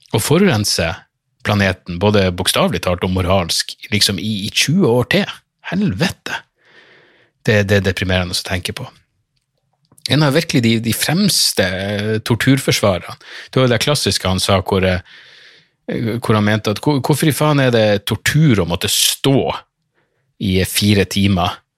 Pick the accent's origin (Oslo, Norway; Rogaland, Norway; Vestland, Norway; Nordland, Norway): Nordland, Norway; Narvik; moved away; jeg var hjemme i Narvik på sommerferie